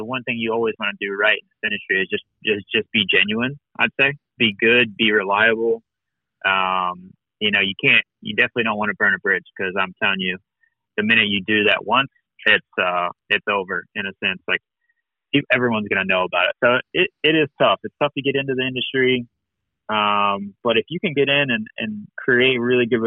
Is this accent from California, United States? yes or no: no; Washington, D.C. area, Maryland, United States; I'm from Maryland, Washington, D.C. area. Like, I grew up like a mile from Buds Creek Motocross Park